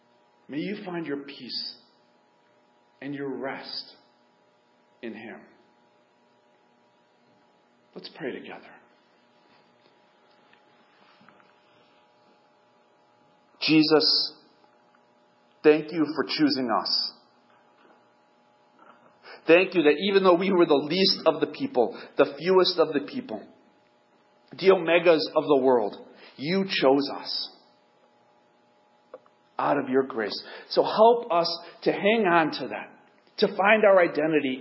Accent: United States; I'm white, I'm American

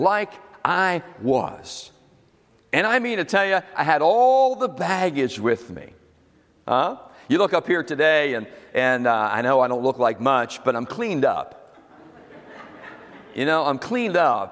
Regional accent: Philadelphia, Pennsylvania, United States; moved away; I was from South Philly, right over the bridge

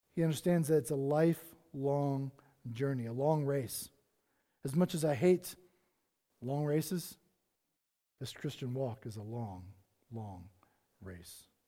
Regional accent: South Carolina, United States; moved away; I grew up on the East Coast, on the beaches of South Carolina

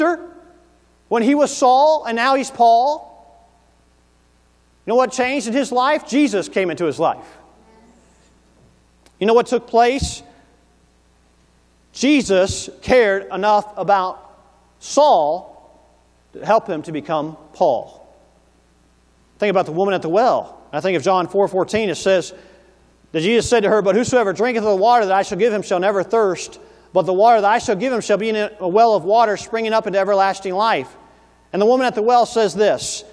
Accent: Tennessee, United States; growing up in Tennessee as a young man

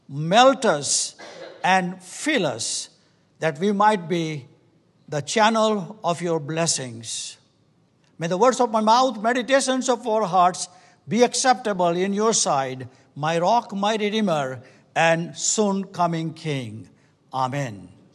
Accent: India; We come from India, and we have nothing about that. And we are very grateful the Lord has brought in this country.

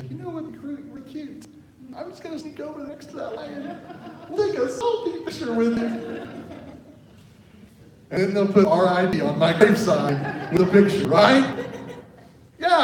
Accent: Oklahoma, United States; now in Arizona, United States; I'm from Oklahoma. We do have horses there

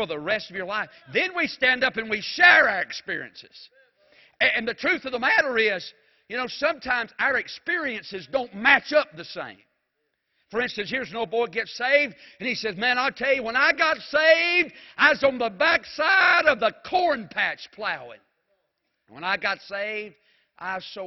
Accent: Mount Airy, North Carolina, United States; I was from Mount Airy

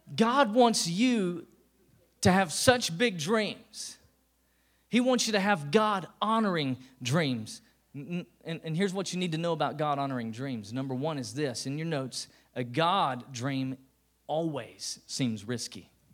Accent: Tennessee, United States; I was born and bred in Tennessee

